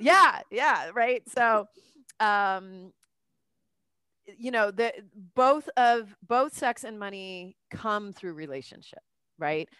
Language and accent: English; Southern California, United States; moved away as an adult; also born or lived in New York; now in Los Angeles, United States; I'm from Cal, you know, Southern California